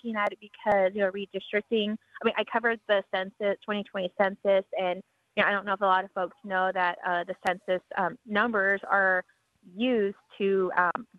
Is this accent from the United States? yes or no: yes; United States; moved away; I'm from Navajo